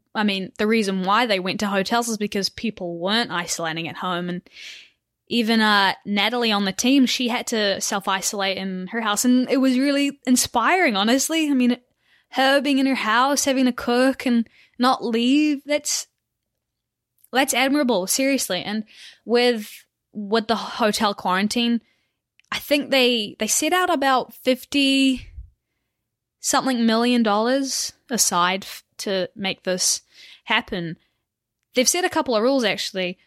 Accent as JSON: {"language": "English", "region": "Auckland", "country": "New Zealand", "moved": "as an adult", "lives_now": "United States", "said": "I'm from Auckland, New Zealand, far away, and I race for Butcher Buck Cycling"}